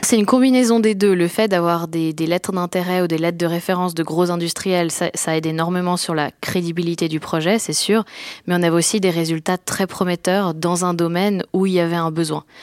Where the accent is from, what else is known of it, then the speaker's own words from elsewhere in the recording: France; moved away as an adult; also born or lived in Lausanne, Switzerland / Boston, United States; now in Switzerland; je suis française d'origine et je suis venue à l'EPFL pour faire des études